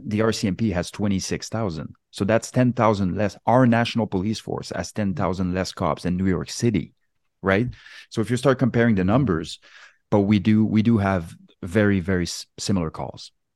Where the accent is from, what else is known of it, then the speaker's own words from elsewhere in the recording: Quebec, Canada; moved away; also born or lived in West Coast, Canada; I was born and raised in Quebec on the East Coast